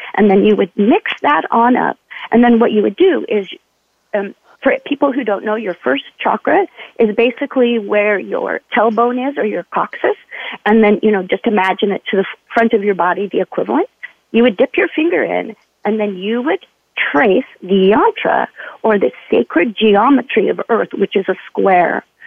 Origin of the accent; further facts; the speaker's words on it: Utah, United States; also born or lived in California; now in Oregon City, United States; I grew up in Utah.